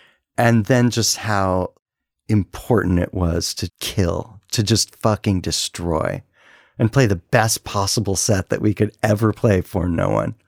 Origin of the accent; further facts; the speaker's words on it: Washington, District of Columbia, United States; We're from the East Coast and from DC.